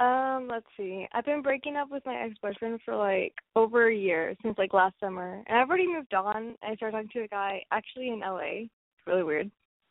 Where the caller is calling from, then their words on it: Texas, United States; I'm from Texas.